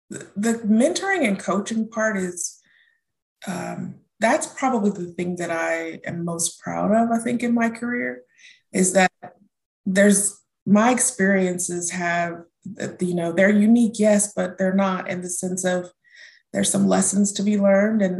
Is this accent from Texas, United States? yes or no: yes; Houston, Texas, United States; also born or lived in Germany / North Carolina; I grew up in Germany, um, in Houston, and back to Germany, and then we ended up in Houston. Um, so I was born in North Carolina, um, traveled the world as a child, but I say I grew up in Houston.